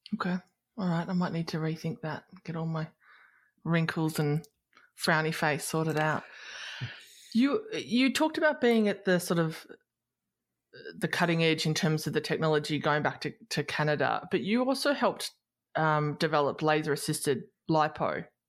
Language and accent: English; Australia; I'm an Aussie